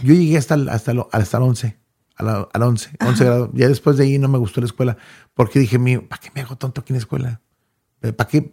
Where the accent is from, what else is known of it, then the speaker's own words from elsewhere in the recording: Los Angeles, California, United States; now in Dallas, United States; Yo soy nacido en Los Ángeles, California, en un barrio humildemente que se llama Southgate, California